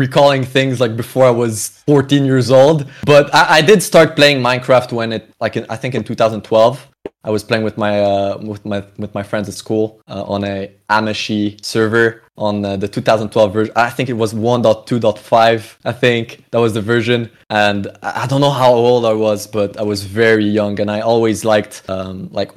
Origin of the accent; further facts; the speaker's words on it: Canada; now in Europe; I'm a Canadian originally